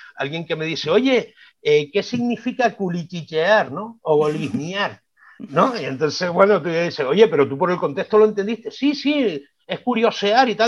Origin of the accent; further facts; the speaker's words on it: Las Palmas de Gran Canaria, Canary Islands, Spain; accent: Canarian; me estás oyendo el acento, ¿verdad? Tenemos un acento peculiar, tenemos una música muy distinta al hablar